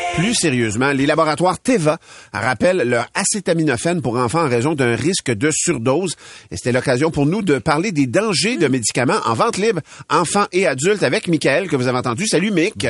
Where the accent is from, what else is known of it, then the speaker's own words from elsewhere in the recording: Louiseville, Quebec, Canada; J'ai grandi à Louisville dans le dans un rang. Au bout du rang, chez nous, c'est le village, la municipalité de Masquinongé